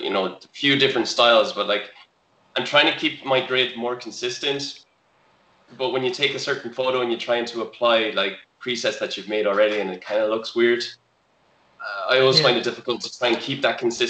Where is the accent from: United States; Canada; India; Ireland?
Ireland; Galway, Connacht; I'm a photographer from Galway